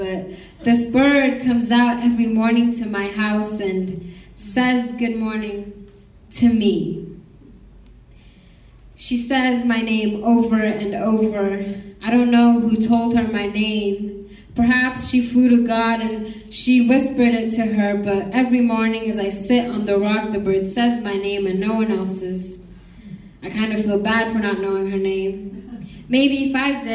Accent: Uganda; now in Boise, United States; I was born in a refugee camp in Uganda. And so all I've known is Uganda

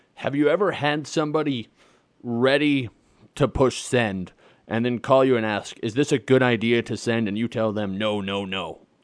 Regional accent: Nebraska, United States; now in South Dakota, United States; I'm a Midwest boy. I was raised in Nebraska. I live in South Dakota.

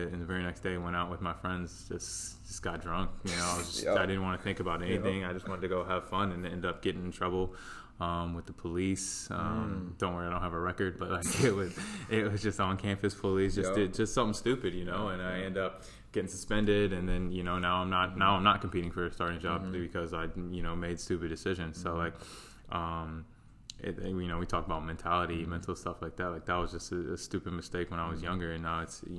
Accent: Charlotte, North Carolina, United States; also born or lived in Ohio; I grew up in Charlotte, played youth soccer here

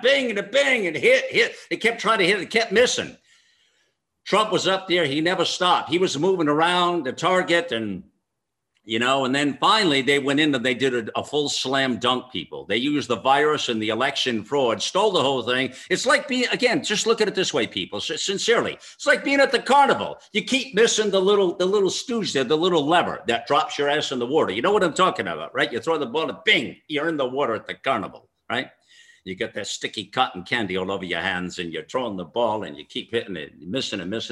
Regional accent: United States; an American patriot

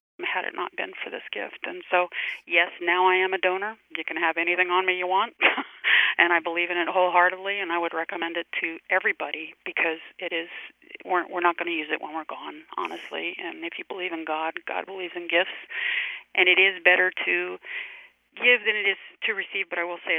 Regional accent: Louisiana, United States; moved away; also born or lived in Richmond, Virginia / Maryland; I'm originally from Louisiana

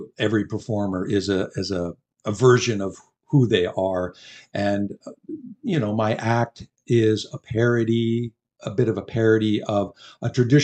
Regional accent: Canada; being Canadian

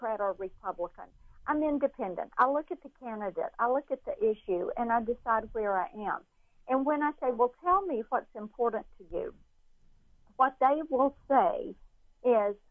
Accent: Laurel, Mississippi, United States; I did grow up in Laurel, Mississippi

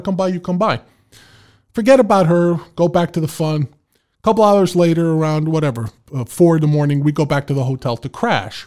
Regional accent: New York City, New York, United States; moved away; I was from the Bronx. Anything east of Manhattan was Long Island to me

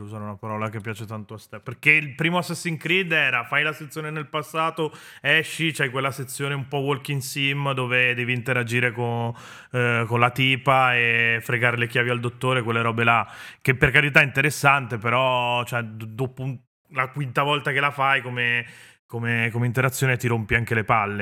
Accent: Venice, Veneto, Italy; sono veneziano

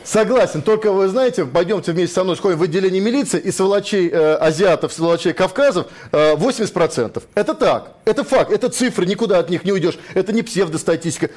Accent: Moscow, Russia; я родился в Москве, я жил, живу здесь все это время.

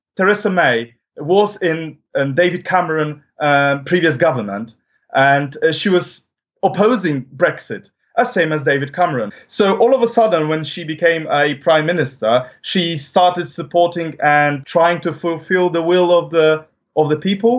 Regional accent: Poland; now in United Kingdom; my home country, which is Poland

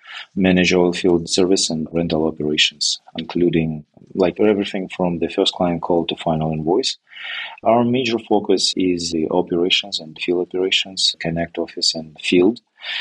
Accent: Belarus; English is a second language; moved away as an adult; now in Canada; I'm moving from Belarus, which is a country of former Soviet Republic, and it was not my decision, but my wife.

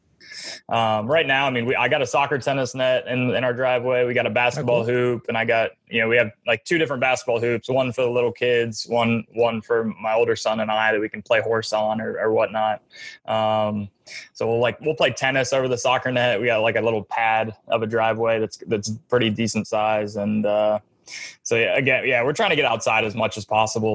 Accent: Atlanta, Georgia, United States; I had a brick wall in my driveway when I was growing up in Atlanta

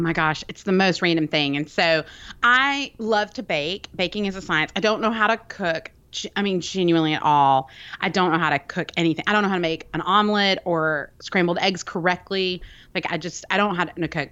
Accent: Birmingham, Alabama, United States; I'm from Birmingham, Alabama. I live there now.

